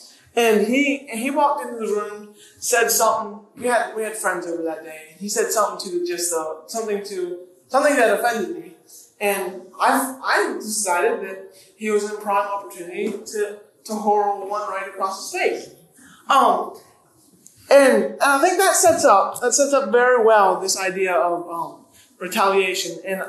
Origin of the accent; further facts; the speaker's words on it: Sebring, Florida, United States; also born or lived in Philippines / Pennsylvania; I am from Sebring via the Philippines, via Pennsylvania. So I'm really from nowhere